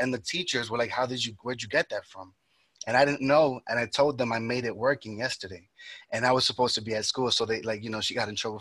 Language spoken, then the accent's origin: English; New York, United States; also born or lived in Dominican Republic; I was born and raised in New York